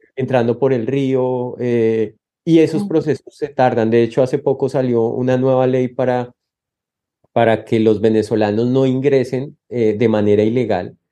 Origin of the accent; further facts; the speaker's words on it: Colombia; moved away as an adult; now in Texas, United States; Nosotros como colombianos